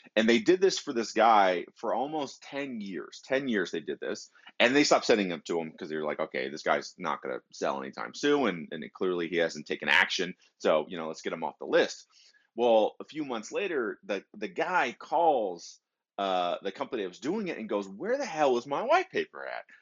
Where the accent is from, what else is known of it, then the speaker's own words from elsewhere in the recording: Detroit, Michigan, United States; moved away; they were from Detroit like me. I'm originally from Michigan